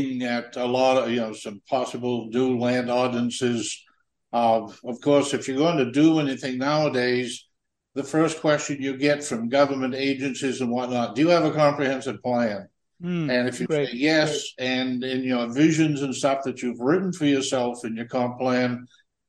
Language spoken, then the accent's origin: English; Jonesport, Maine, United States; I was born and brought up here. This is my hometown.